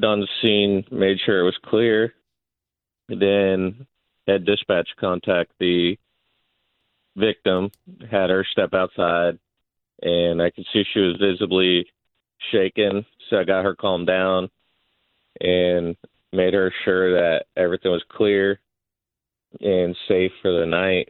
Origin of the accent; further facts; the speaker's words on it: Fort Pierce, Florida, United States; I'm from Fort Pierce